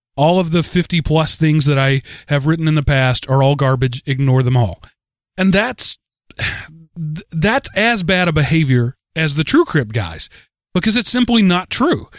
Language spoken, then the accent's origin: English; Texas, United States; now in Atlanta, United States; being a Texan